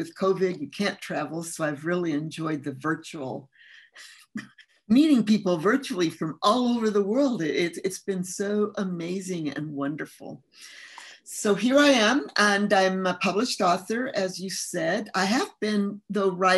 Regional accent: California, United States; English is a second language; also born or lived in Mexico; I grew up in California starting at about age 10. And before that, I was in Mexico living as a child and going to school there

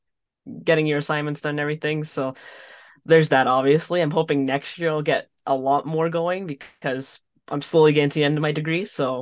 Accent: Canada; born there; now in Edmonton, Canada; I'm Salvadoran Canadian, born in Canada. My dad was the one that came over.

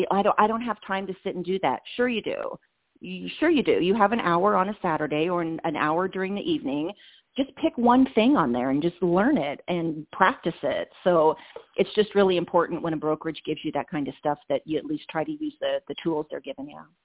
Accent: Indiana, United States; moved away as an adult; now in Las Vegas, United States; ISU was my hometown college back in Indiana

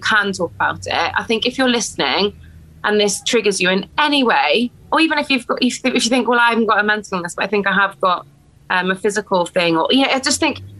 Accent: Wales, United Kingdom; because I'm Welsh, so

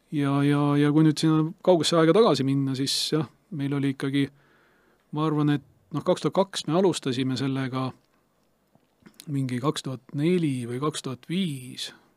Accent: Estonia; me oleme Eestist kahekesi Anti Hermaniga

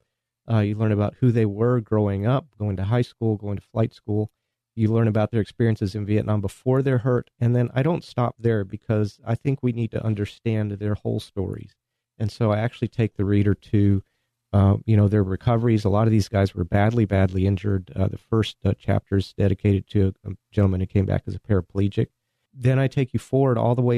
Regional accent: New Mexico, United States; also born or lived in Fort Worth, Texas; I grew up in New Mexico

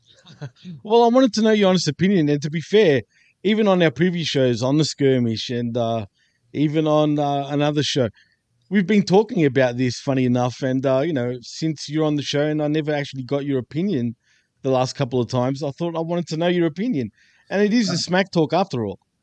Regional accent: Australia; I'm from Australia

